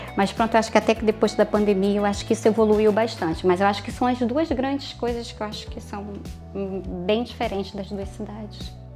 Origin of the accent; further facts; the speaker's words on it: Rio de Janeiro, Brazil; moved away as an adult; now in Braga, Portugal; eu nasci no Rio de Janeiro e vivi lá, sei lá, hum, muitos anos